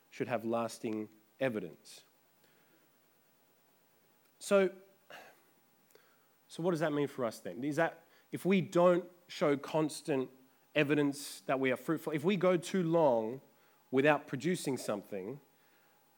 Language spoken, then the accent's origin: English; Adelaide, South Australia, Australia; when I was growing up in Adelaide, our backyard had a fig tree